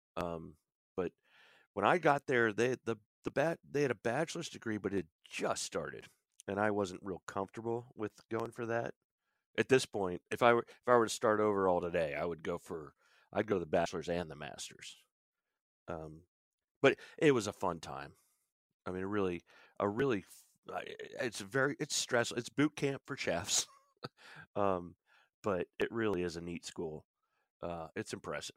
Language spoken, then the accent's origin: English; Williamsport, Pennsylvania, United States; moved away as an adult; also born or lived in Boston / Nantucket / New York City / Florida; I'm in the Williamsport, Pennsylvania area, which is northern central Pennsylvania, uh, we're the home of Little League Baseball. This is kinda where I grew up.